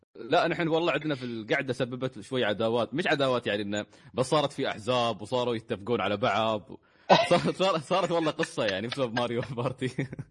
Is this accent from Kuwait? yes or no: yes; Kuwait; عندنا في الكويت